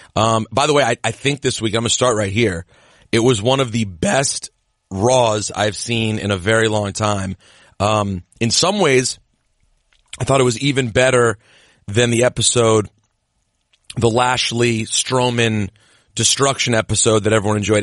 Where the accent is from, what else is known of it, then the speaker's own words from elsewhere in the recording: United States; also born or lived in Lanham, Maryland; we're from the same neck of the woods. You're from the D M V